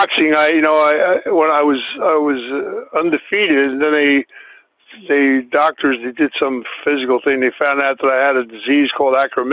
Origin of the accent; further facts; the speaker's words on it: New Jersey, United States; moved away; also born or lived in Philadelphia, Pennsylvania; I was born in Philly, but I lived in New Jersey as well